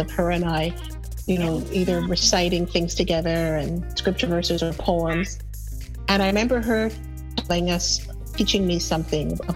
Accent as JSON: {"language": "English", "country": "Canada", "said": "as a Canadian"}